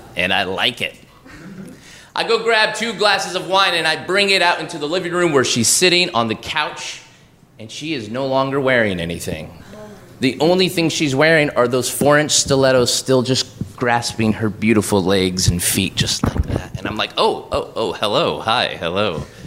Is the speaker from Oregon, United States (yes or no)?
yes; Oregon, United States; moved away as an adult; now in New York, United States; I'm from Oregon. We have this thing where I'm from where we, we pay it forward